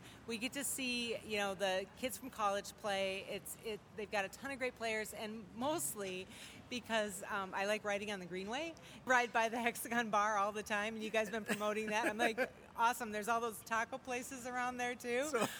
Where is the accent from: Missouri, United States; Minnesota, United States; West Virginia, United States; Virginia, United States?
Minnesota, United States; Hopkins; also born or lived in St. Paul; I'm from, originally from Hopkins, but live in St. Paul.